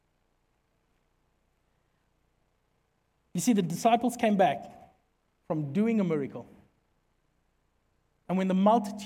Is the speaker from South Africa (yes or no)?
yes; Secunda, Mpumalanga, South Africa; where we come from Secunda is a dorpie